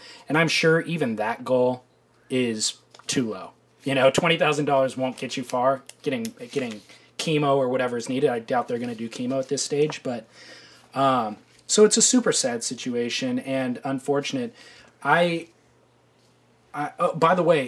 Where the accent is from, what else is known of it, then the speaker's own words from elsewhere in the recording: Orange County, California, United States; growing up in Orange County